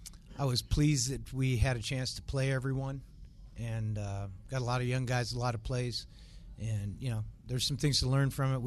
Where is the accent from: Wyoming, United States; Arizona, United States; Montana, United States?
Montana, United States; As I just mentioned, we're all from Montana.